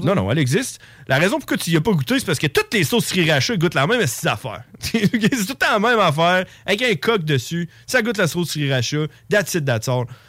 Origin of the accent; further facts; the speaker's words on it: Neuville, Quebec, Canada; moved away; on vient de Neuville. Hein. On, on, a grandi là quand on était jeune.